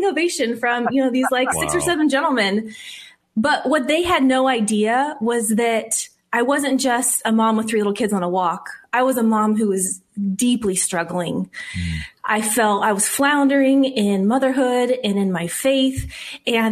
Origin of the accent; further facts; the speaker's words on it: Whittier, California, United States; also born or lived in Arizona; now in Glendora, United States; Grew up in a little town called Whittier